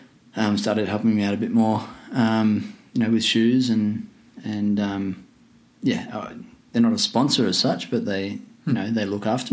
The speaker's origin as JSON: {"language": "English", "town": "Bangor", "country": "Australia", "said": "from Bangor."}